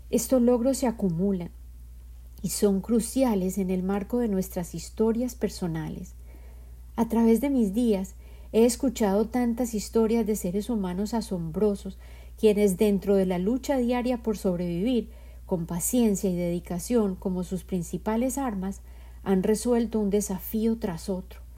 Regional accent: Colombia; born there; Yo nací en Colombia y en mi cultura los hombres a menudo estaban ausentes

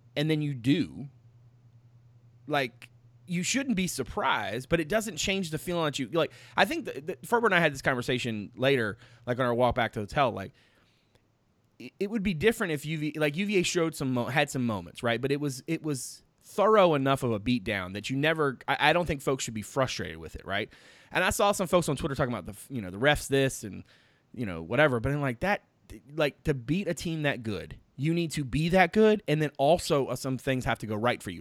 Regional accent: Petersburg, Virginia, United States; I was born in Virginia, and then I was like, was it Petersburg?

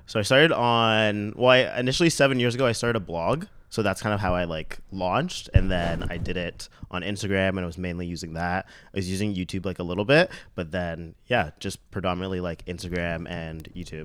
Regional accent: Mississauga, Ontario, Canada; now in Toronto, Canada; I'm from Saga

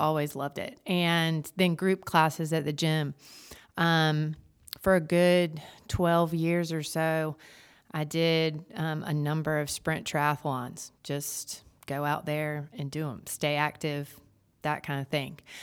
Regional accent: Jamestown, North Carolina, United States; now in Wilmington, United States; I grew up in Jamestown, North Carolina, and came to U N C

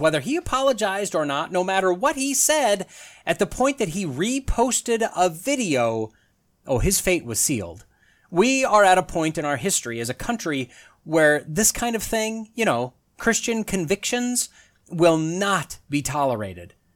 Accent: northern Wisconsin, United States; despite my growing up years in northern Wisconsin

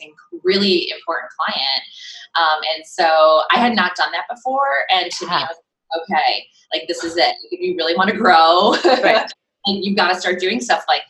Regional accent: Cleveland, Ohio, United States; moved away as an adult; now in Brooklyn, United States; I know I'm in Brooklyn now, but I'm originally from Cleveland, Ohio, so I do have some of those Midwest hardworking sensibilities. And I moved to New York 20 years ago.

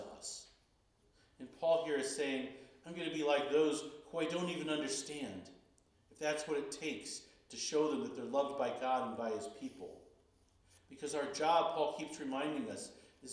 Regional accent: Chicago, Illinois, United States; growing up in Chicago

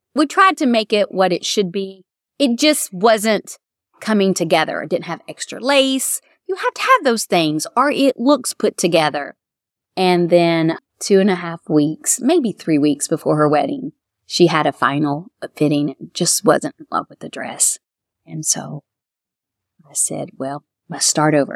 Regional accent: Florida, United States; moved away as an adult; also born or lived in Kentucky; now in Mount Sterling, United States; I was from Florida

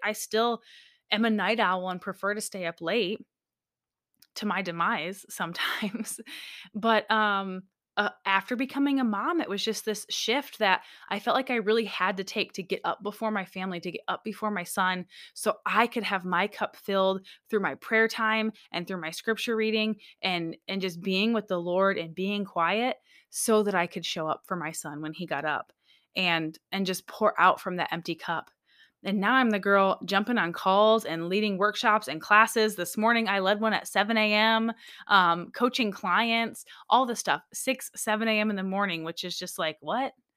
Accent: Michigan, United States; now in Alaska, United States; I was raised in Michigan, born and raised in Michigan, but I moved to Alaska way back in two thousand and four

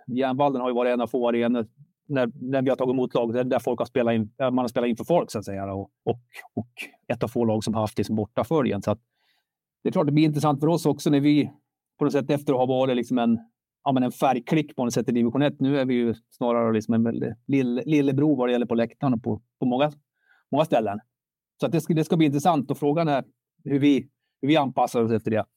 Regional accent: Sandviken, Gävleborg County, Sweden; jag är född, jag, jag är sandvikare.

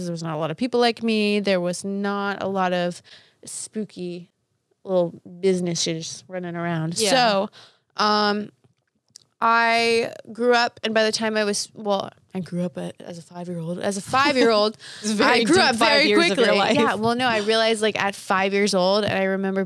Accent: New Hampshire, United States; moved away; I grew up in New Hampshire

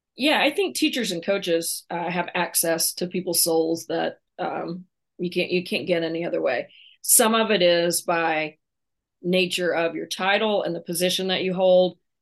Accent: Oklahoma, United States; I'm born and raised in Oklahoma

